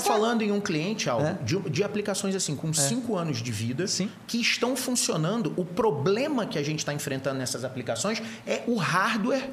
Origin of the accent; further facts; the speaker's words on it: Rio de Janeiro, Brazil; now in São Paulo, Brazil; Eu sou carioca